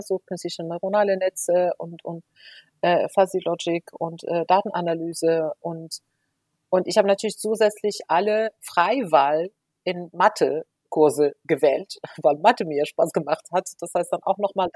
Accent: Morocco; first language Moroccan Arabic; German is a second language; moved away as an adult; also born or lived in Spain; ich bin ja in Marokko geboren und aufgewachsen

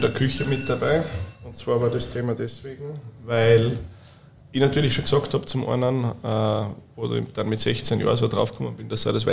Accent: Burgau, Styria, Austria; Und auf der anderen Seite fahre ich auch wieder gerne in meine Heimat äh, nach Hause auf 320 Höhenmeter.

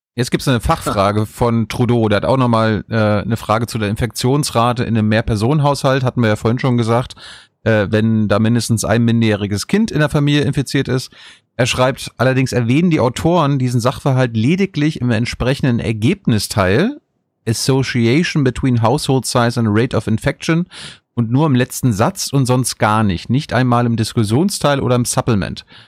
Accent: Mecklenburg-Vorpommern, Germany; ich komme aus Mecklenburg-Vorpommern

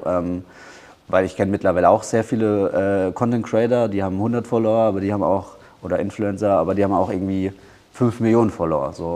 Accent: Bamberg, Bavaria, Germany; moved away as an adult; now in Thailand; ich komme aus Bamberg, ich bin hier geboren. Bamberg ist auch meine Heimat.

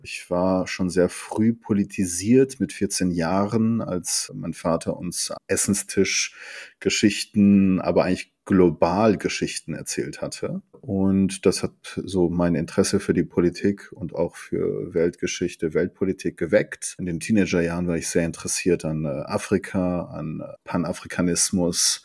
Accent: Germany; also born or lived in Tabriz, Iran / Ahvaz, Khuzestan, Iran; Ich bin gebürtiger Iraner, bin aber hauptsächlich in Deutschland aufgewachsen

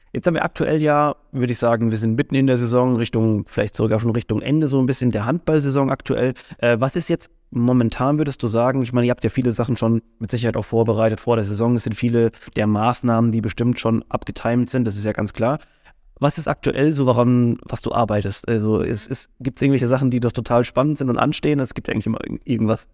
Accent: Mannheim, Baden-Württemberg, Germany; für uns als als Mannheimer oder sowas. Wir haben natürlich eine ganz andere Identifikation nochmal damit

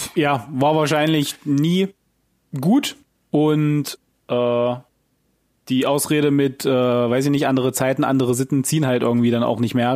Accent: Germany; wir als Deutsche

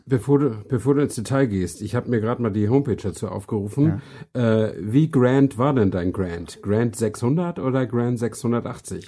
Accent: Flensburg, Schleswig-Holstein, Germany; moved away as an adult; also born or lived in Hamburg; now in Berlin, Germany; ich bin äh, in Flensburg äh, geboren und aufgewachsen

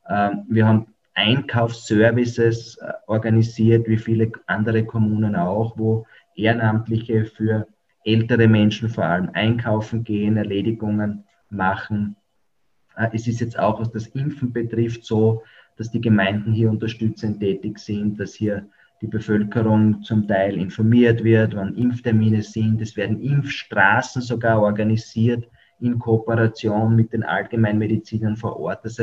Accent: Austria; diese Möglichkeiten gibt es bei uns in Österreich.

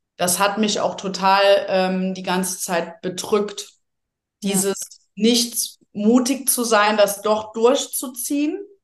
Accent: Rhineland, Germany; moved away; ich so eine Frohnatur bin, auch aus dem Rheinland ursprünglich

